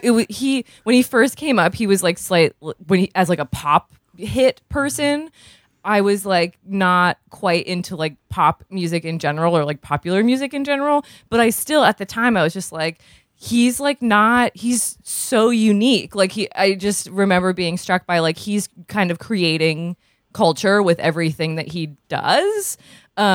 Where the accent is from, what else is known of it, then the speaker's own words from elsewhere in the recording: Vermont, United States; I'm from Vermont